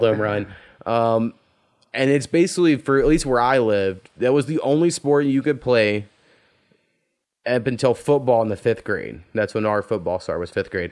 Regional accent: Oklahoma, United States; we're from the territory in which that happened

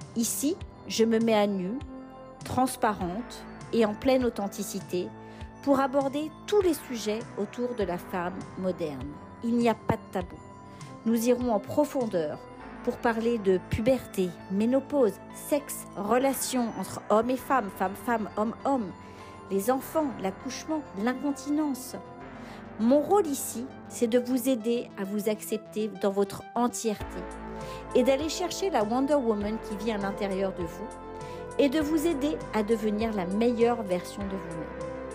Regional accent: France; now in Montreal, Canada; Je suis originaire de France

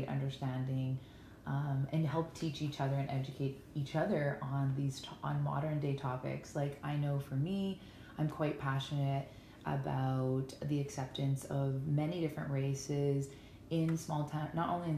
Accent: Ponoka, Alberta, Canada; also born or lived in Bluffton, Alberta / Lethbridge, Alberta; now in Stettler, Canada; I am born and raised in Pinoca, Alberta, which I always like to tell people is the cowboy town

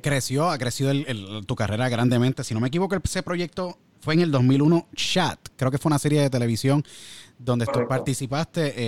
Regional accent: San Juan, Puerto Rico; Yo soy de San Juan, yo soy nacido y criado en San Juan, me crié en San Juan

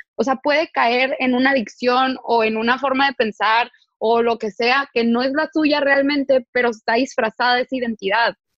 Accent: Tijuana, Baja California, Mexico; Yo, yo soy del norte, o sea, yo soy de Tijuana

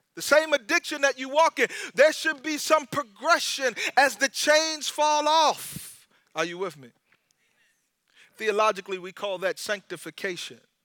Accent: United States; I'm an American and I'm in America

